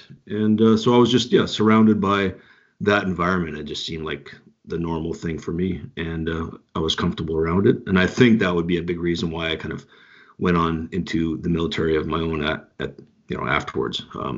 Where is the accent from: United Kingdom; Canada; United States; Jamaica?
Canada; And basically all my family is military background. Both my parents were Army. And so I grew up around the Canadian military, the military in general